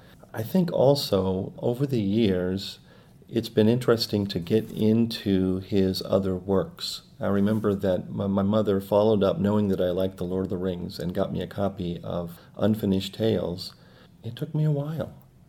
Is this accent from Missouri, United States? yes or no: yes; St. Louis, Missouri, United States; I'm 51 years old, and I'm from St. Louis, Missouri, in the United States.